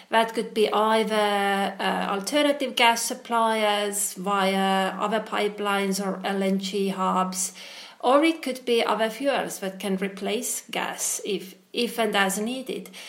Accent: Estonia; I come from Estonia

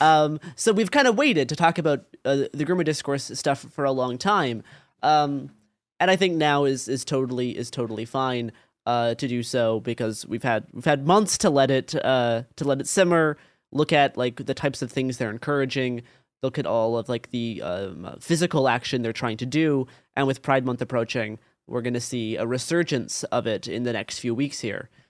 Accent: Portland, Oregon, United States; growing up in Portland, Oregon in, like, the twenty teens

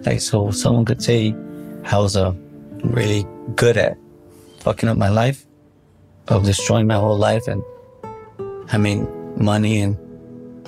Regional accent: Chicago, Illinois, United States; I'm from Chicago.

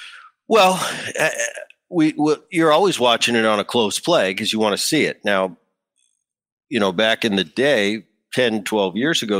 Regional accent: New Jersey, United States; also born or lived in Southern California; I grew up in Jersey as a kid. You know, I've lived, but I'm kind of a Southern Cal guy now.

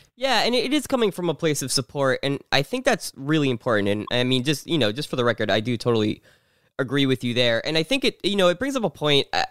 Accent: New Jersey, United States; I grew up in New Jersey, so right across the border.

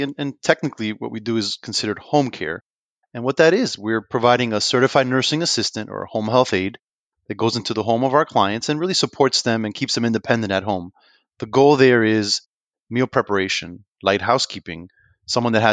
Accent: Union City, New Jersey, United States; now in Lakeland, United States; I grew up in Union City, New Jersey.

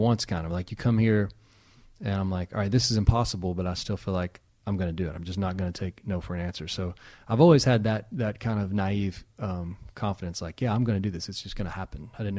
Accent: Danville, Kentucky, United States; Danville, Kentucky. About three and a half hours from here.

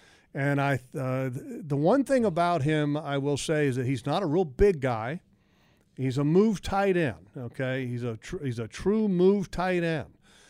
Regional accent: Sterling, Virginia, United States; I grew up in Sterling, Virginia, which growing up as a kid, that's where the Redskins training facility was located at.

